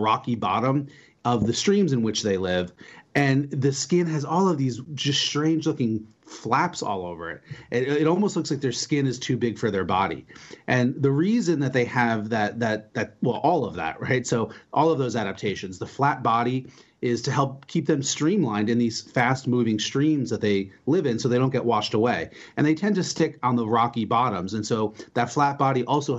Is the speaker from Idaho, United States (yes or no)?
no; New Jersey, United States; moved away as an adult; also born or lived in Georgia / Virginia / Washington, D.C.; I grew up in New Jersey, and I actually just moved back here after being away for almost 30 years.